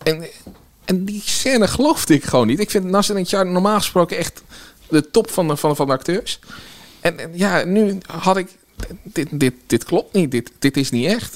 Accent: Nieuwegein, Utrecht, Netherlands; also born or lived in Kanaleneiland, Utrecht; opgegroeid in Nieuwegein en daarna heb ik in Kanaleiland op school gezeten

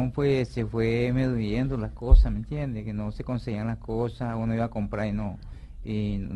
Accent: Maracaibo, Zulia, Venezuela; moved away as an adult; now in Colombia; Yo vengo de Maracaibo.

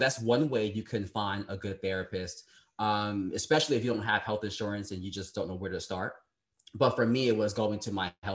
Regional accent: New York City, New York, United States; I was born in Brooklyn, New York on March 8th, 1989

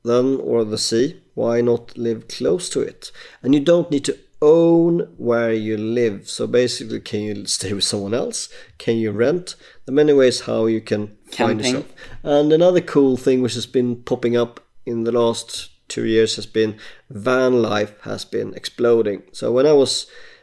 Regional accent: Sweden; moved away as an adult; I emigrated away from Sweden around 2007-08

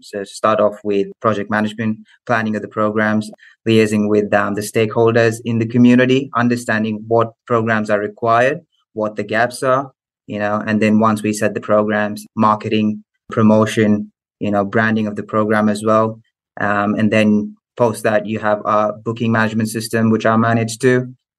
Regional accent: Melbourne, Victoria, Australia; also born or lived in Muscat, Oman / India; So having said I'm from Melbourne, but I was born in the Middle East, in Oman, in Muscat.

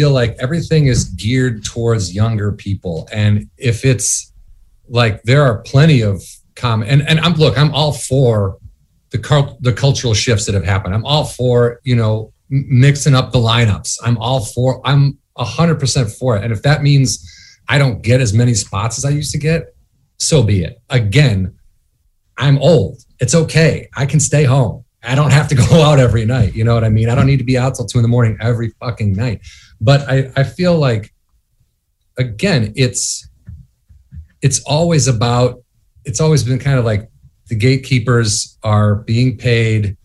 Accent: suburbs of Chicago, Illinois, United States; now in Los Angeles, United States; I'm from Illinois. I'm from outside of Chicago

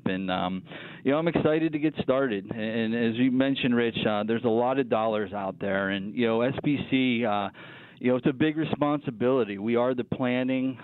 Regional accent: Ford City, Pennsylvania, United States; growing up in Ford City

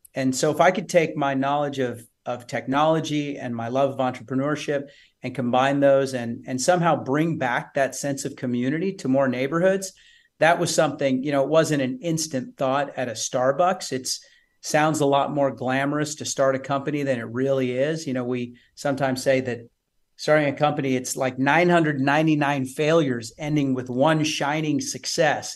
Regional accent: Odessa, Texas, United States; moved away as an adult; also born or lived in San Francisco; I'm from West Texas, Odessa

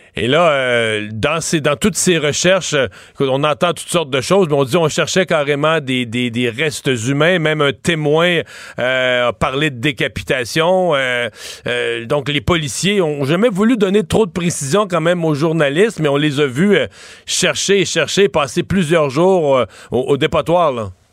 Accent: Cacouna, Quebec, Canada; mon village natal, je dois le dire, à Kakuna

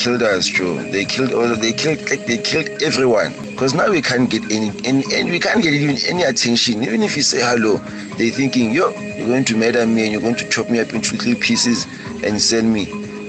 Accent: Orange Farm, Gauteng, South Africa; I'm from Orange Farm, and I'm a taxi driver.

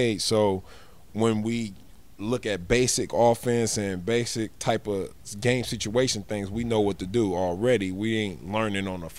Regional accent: Oakland, California, United States; I'm from Oakland

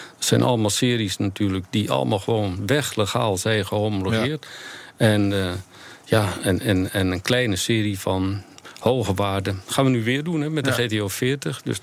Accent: near Rotterdam, South Holland, Netherlands; ik kom uit de buurt van Rotterdam

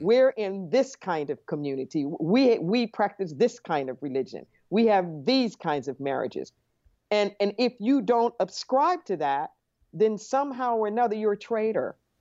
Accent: Los Angeles, California, United States; I grew up in Los Angeles

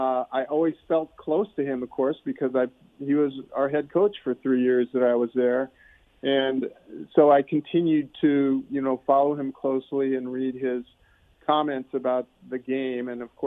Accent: Omaha, Nebraska, United States; I grew up in Omaha, a suburb of Omaha, actually, but in Nebraska.

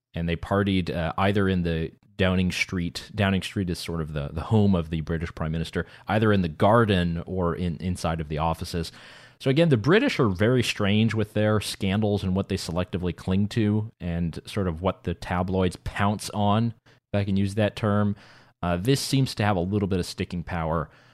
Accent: North Carolina, United States; growing up in North Carolina

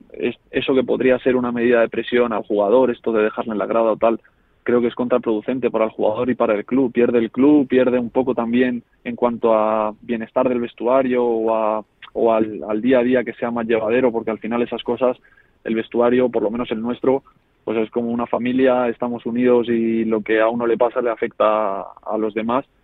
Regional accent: Móstoles, Community of Madrid, Spain; moved away as an adult; also born or lived in Navalcarnero / Marbella; yo Móstoles siempre lo vi como mi casa, como el sitio donde yo jugaba al fútbol por diversión, con mis amigos que desde pequeños habíamos compartido equipos y demás

